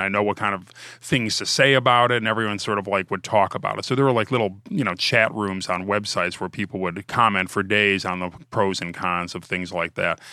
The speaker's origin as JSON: {"language": "English", "region": "Ohio", "country": "United States", "said": "I'm from Ohio"}